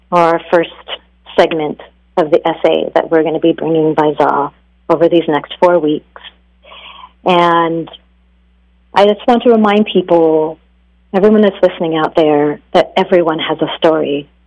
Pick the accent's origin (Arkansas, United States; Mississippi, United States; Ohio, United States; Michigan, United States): Ohio, United States; Cleveland; … were very popular when I was growing up in Cleveland, not just because they were bad, but they were also from Cleveland.